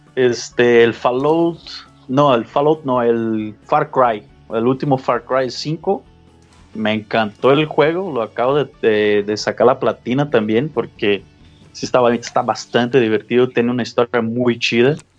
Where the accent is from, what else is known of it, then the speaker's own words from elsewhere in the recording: Brazil; now in Guadalajara, Mexico; yo soy de Brasil